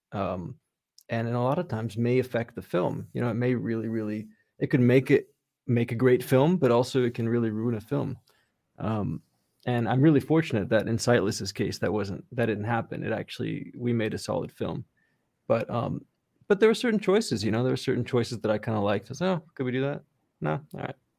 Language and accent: English; Redondo Beach, California, United States; also born or lived in New York; I grew up in Redondo Beach in, um, yeah, just, just, like, thirty minutes outside of downtown Los Angeles